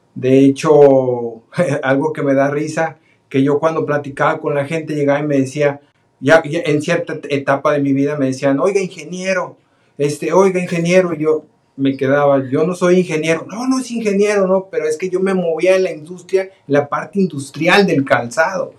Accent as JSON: {"language": "Spanish", "town": "Guadalajara", "region": "Jalisco", "country": "Mexico", "moved": "yes", "lives_now": "United States", "said": "somos de Guadalajara, Jalisco, los dos. Este, de ahí son nuestras familias también"}